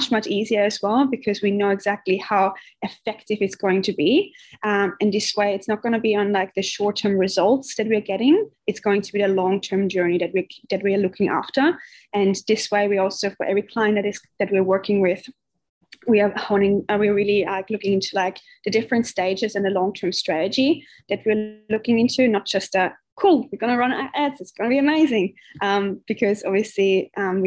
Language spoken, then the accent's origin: English; Austria; moved away as an adult; also born or lived in Indonesia; now in Australia; I'm originally from Austria